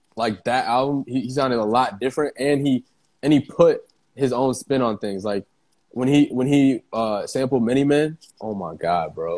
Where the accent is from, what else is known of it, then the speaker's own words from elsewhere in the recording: Iowa, United States; moved away; I'm from Iowa. Like, we're from Iowa. Like, it's a small, small town